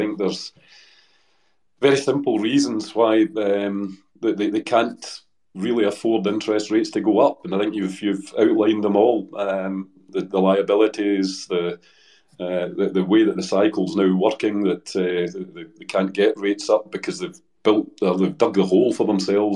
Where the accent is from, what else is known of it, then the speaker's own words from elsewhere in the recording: Dumbarton, Scotland, United Kingdom; moved away as an adult; also born or lived in Hong Kong; My family come from Dumbarton